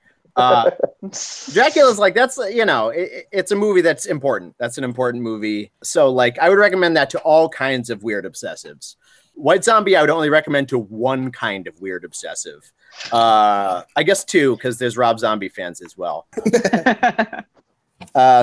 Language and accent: English; Worcester, Massachusetts, United States; Worcester, Massachusetts, my hometown